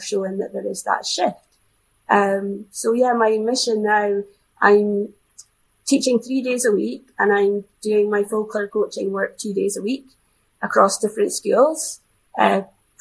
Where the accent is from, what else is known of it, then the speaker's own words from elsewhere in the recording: Scotland, United Kingdom; being a Scottish influence